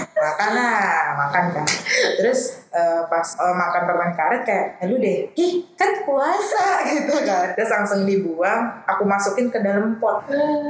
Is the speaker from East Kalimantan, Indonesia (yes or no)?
no; Tangerang, Banten, Indonesia; rumah aku di Ciledug